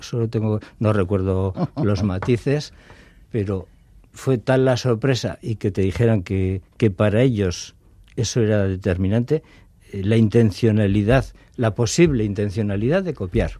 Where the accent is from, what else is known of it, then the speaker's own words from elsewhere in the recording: Getxo, Basque Country, Spain; moved away as an adult; soy nacido en Las Arenas y, viví toda la infancia y juventud allí, en, Las Arenas.